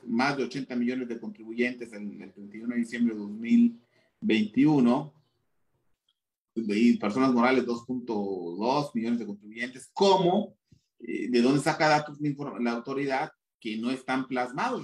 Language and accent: Spanish; Chiapas, Mexico; yo soy de Chiapas, en, en, Chiapas es un estado netamente agropecuario.